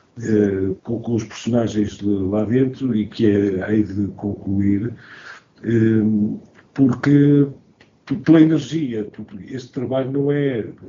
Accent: Porto, Norte, Portugal; now in Lisbon, Portugal; sou do Porto, mas vivo em Lisboa

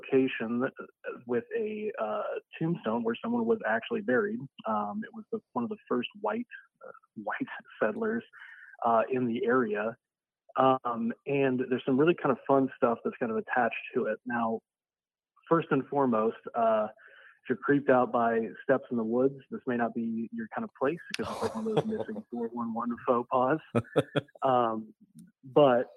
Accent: Sioux City, Iowa, United States; I grew up in Sioux City, Iowa

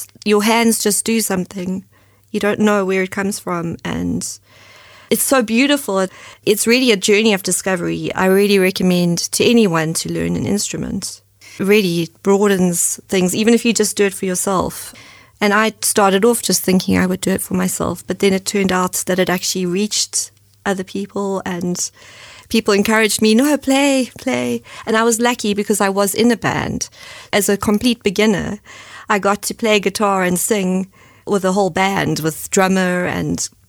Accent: Johannesburg, Gauteng, South Africa; moved away as an adult; also born or lived in Cape Town, South Africa; now in Germany; When I was growing up in Johannesburg

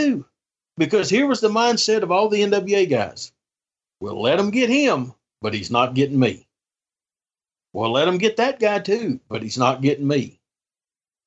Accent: East Tennessee, United States; People know I'm from East Tennessee. People know I'm a proud Appalachian because I talk about it

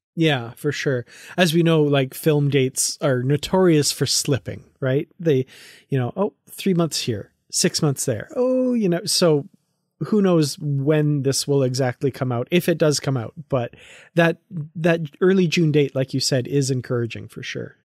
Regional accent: Canada; I'm from Canada and I've never been to Montreal.

